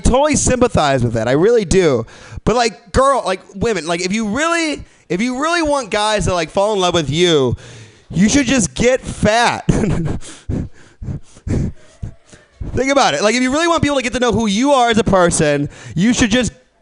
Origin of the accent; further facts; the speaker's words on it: Midwest, United States; now in San Francisco, United States; I'm not from San Francisco. I'm from the Midwest